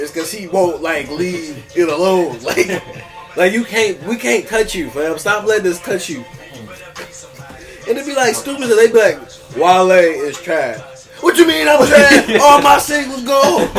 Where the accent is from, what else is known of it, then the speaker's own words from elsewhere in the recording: Warren, Ohio, United States; No, Warren, Ohio, my hometown.